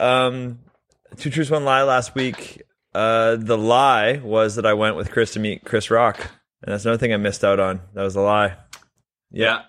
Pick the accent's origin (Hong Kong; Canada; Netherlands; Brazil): Canada; We're both Canadian